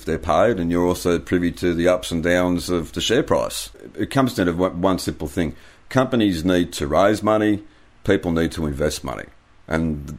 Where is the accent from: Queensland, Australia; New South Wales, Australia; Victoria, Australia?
New South Wales, Australia; Sydney; I was born in Sydney in 1975. Lived at in the inner west for a few years there in the inner city, which was great when I was a teenager